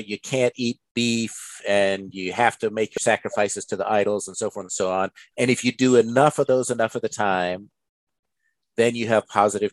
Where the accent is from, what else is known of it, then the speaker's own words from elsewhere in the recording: United States; I grew up in America